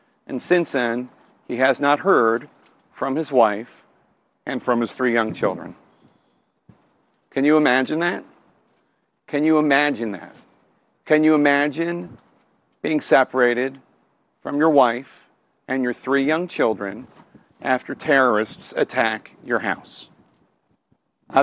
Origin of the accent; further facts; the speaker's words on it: Washington, District of Columbia, United States; I'm from Washington, D.C.